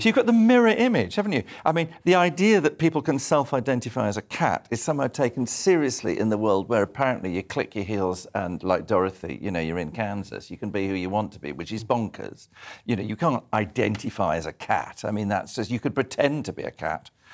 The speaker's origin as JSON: {"language": "English", "town": "Edinburgh", "region": "Scotland", "country": "United Kingdom", "tie": "born or raised there", "moved": "yes", "said": "I was brought up in Scotland, so in, on the other side of Scotland, on the east coast in Edinburgh."}